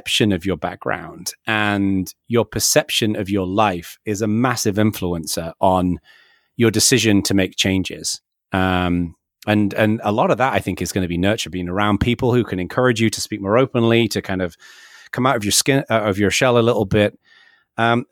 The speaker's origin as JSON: {"language": "English", "region": "the north of England", "country": "United Kingdom", "tie": "born or raised there", "moved": "yes", "lives_now": "California, United States", "said": "I was born in Northern England and, you know, in a relatively working class background when I was very young, and then became kind of a little bit more middle class as I got a bit older. But then we moved to the south of England"}